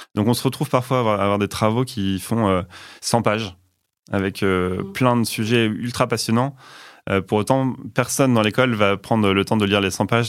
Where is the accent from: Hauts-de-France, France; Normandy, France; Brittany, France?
Normandy, France; Rouen; moved away as an adult; also born or lived in Belgium; now in Nantes, France; Je suis né à Rouen, en Normandie